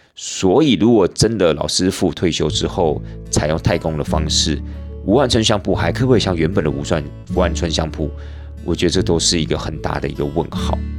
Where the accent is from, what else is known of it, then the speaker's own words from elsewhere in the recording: Tainan, Taiwan; 我是台南人嘛，所以其实我们台南人的那些所谓的肉燥饭是真的是非常非常的好吃